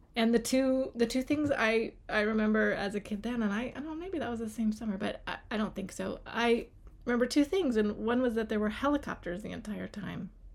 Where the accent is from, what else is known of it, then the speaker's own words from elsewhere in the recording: Charlottesville, Virginia, United States; I grew up here in Charlottesville, so very close to Shenandoah mm. National Park